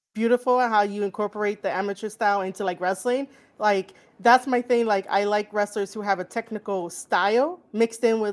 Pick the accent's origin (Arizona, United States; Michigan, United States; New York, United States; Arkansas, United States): New York, United States; I'm from New York